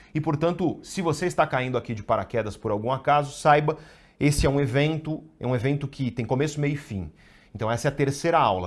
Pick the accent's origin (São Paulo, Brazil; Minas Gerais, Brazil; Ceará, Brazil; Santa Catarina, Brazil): São Paulo, Brazil; Guarujá; Eu cresci no Guarujá